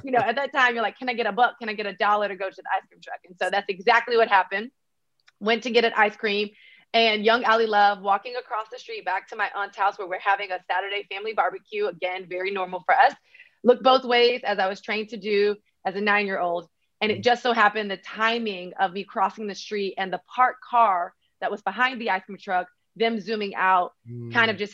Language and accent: English; Miami, Florida, United States; I'm actually from Miami, Florida, 305 all the way.